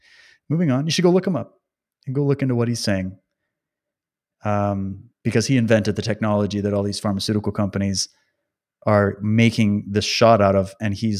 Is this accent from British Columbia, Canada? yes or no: no; Alberta, Canada; born there; I was born in Alberta, just so you know. So I have a connection to that part of Canada.